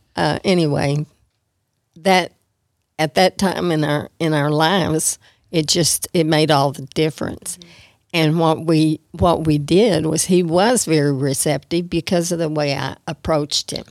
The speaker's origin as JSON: {"language": "English", "town": "Amarillo", "region": "Texas", "country": "United States", "tie": "born or raised there", "said": "I was raised all my life in Amarillo"}